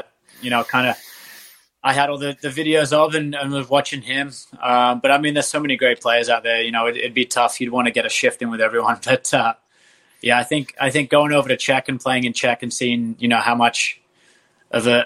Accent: Australia; moved away; I just, you know, happen to be from Australia

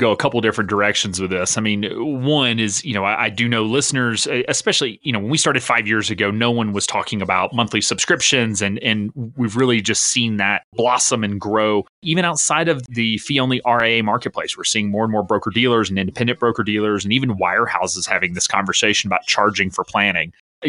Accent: the South, United States; I'm originally from the South. I have lost some of my accent, but some people still pick up on it. But moved out to South Dakota, ended up in Wisconsin

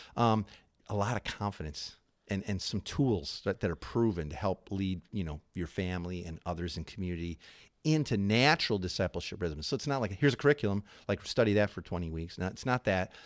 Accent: Chicago, Illinois, United States; moved away; I'm from Chicago

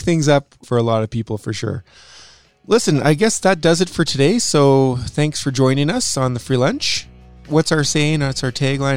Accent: Saskatchewan, Canada; we're both from Saskatchewan

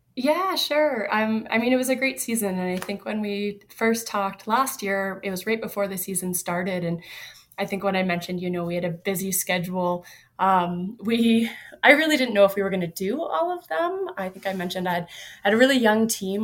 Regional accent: Yellowknife, Northwest Territories, Canada; also born or lived in Alaska; now in California, United States; I grew up in Yellowknife

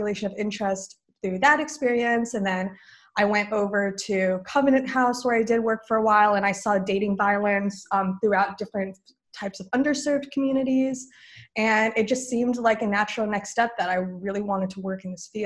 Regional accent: New Jersey, United States; moved away as an adult; now in Georgia, United States; I'm from New Jersey originally.

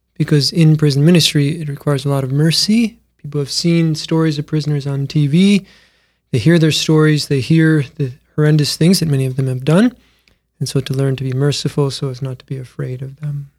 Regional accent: Mitchell, South Dakota, United States; born and raised in Mitchell, South Dakota

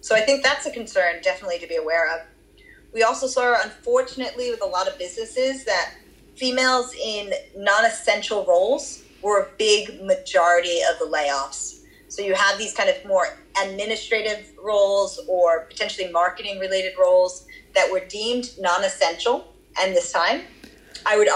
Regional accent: Boston, Massachusetts, United States; accent: Boston; moved away; also born or lived in Australia; my Boston accent

